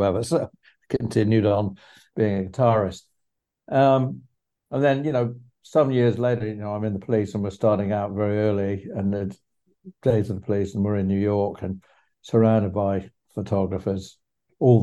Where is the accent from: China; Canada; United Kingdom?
United Kingdom; England; when I was 14, 15, 16, 17, in my hometown in England